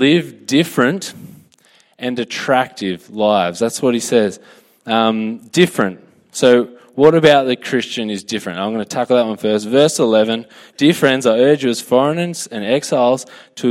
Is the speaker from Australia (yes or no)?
yes; Australia; I'm a citizen of a better country.